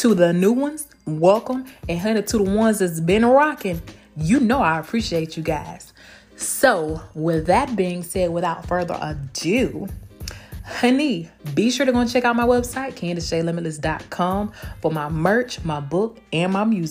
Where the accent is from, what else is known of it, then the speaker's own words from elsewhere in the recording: Blakely, Georgia, United States; now in Tampa, United States; my hometown of Blakely, Georgia, 229